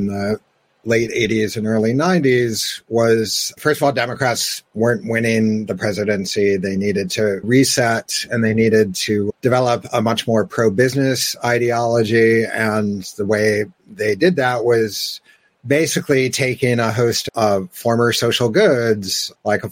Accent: United States; we, being Americans

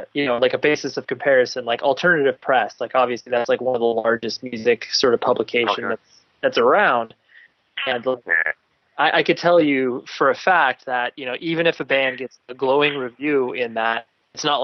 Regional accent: Southern California, United States; I'm from Southern California

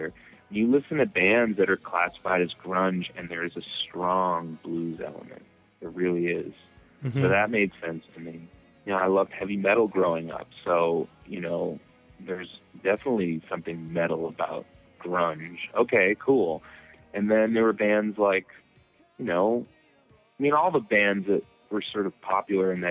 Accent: Methuen, Massachusetts, United States; growing up in Methuen, Massachusetts, this suburb, you know, like a half hour north of Boston

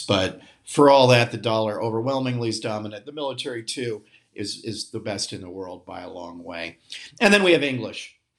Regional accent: United States; I'm an American

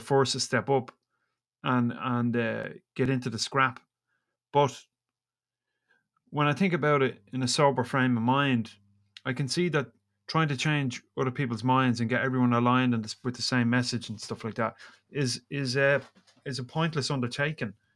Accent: Ireland; I'm Irish

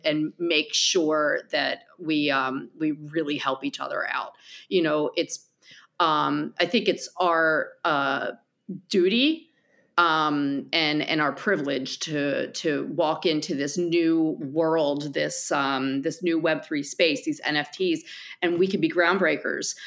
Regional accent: New Jersey, United States; accent: New Jersey; my accent from New Jersey

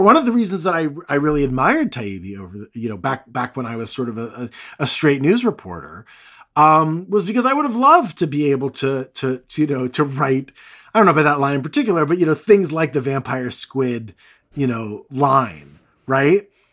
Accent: United States; I'm, I'm American

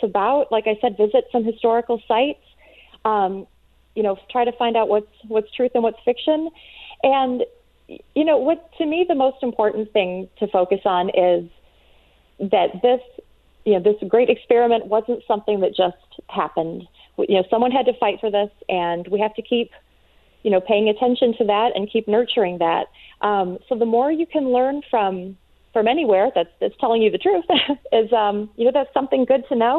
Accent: Michigan, United States; I grew up in Michigan

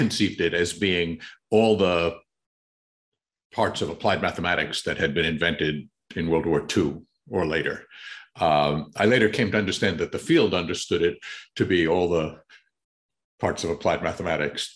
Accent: New York City, New York, United States; accent: Queens English; I grew up in New York City

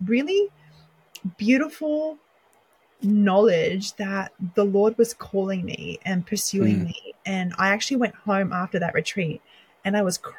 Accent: Sydney, New South Wales, Australia; moved away as an adult; also born or lived in Lebanon; now in United States; I was born and raised in Sydney, Australia

